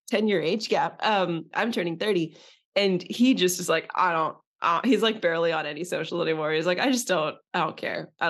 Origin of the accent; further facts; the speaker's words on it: Northern California, United States; I was born in Northern California.